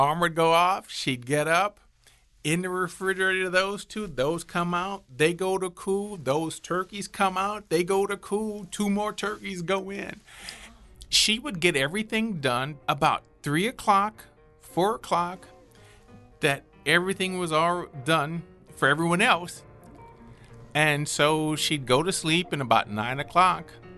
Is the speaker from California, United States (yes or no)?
no; New Orleans, Louisiana, United States; I am a New Orleanian that grew up with a house full of family for the holidays